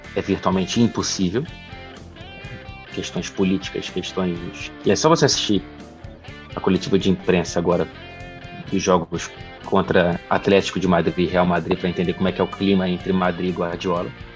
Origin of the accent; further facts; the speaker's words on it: Brazil; moved away as an adult; now in Manchester, United Kingdom; enquanto brasileiro